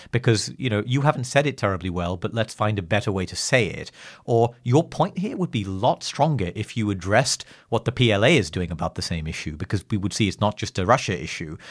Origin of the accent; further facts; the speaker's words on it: England, United Kingdom; I'm English